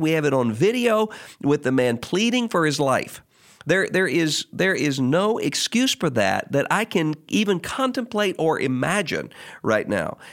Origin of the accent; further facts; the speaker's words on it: Mississippi, United States; in my home state of Mississippi